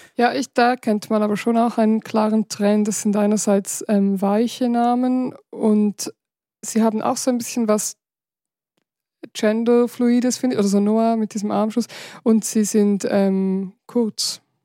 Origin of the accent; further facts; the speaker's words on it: Switzerland; in der Gegend, wo ich aufgewachsen bin, also im Rheintal